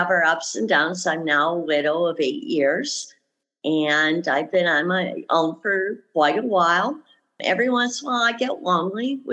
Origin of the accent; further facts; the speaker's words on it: Lansing, Michigan, United States; moved away as an adult; also born or lived in Nevada; now in Arizona, United States; I grew up in Michigan, Lansing. I left there when I was about 19, 20 years old, moved out to Nevada